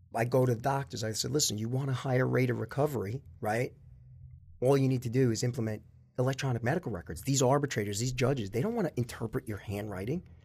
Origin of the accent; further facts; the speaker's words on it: North Babylon, New York, United States; also born or lived in Queens; grew up in North Babylon, went to the North Babylon school system